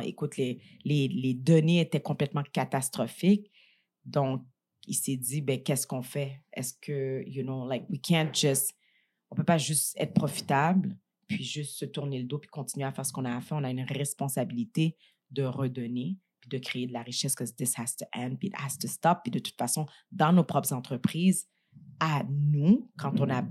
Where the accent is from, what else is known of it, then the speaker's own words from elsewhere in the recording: Montreal, Quebec, Canada; moi, je suis née à Montréal, mais j'ai quand même grandi dans le quartier Saint-Michel, Montréal-Nord